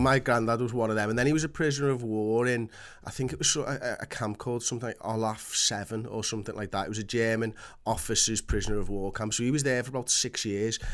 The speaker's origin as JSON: {"language": "English", "town": "Liverpool", "region": "North West England", "country": "United Kingdom", "tie": "born or raised there", "said": "I've got Polish blood, but I was born in Liverpool."}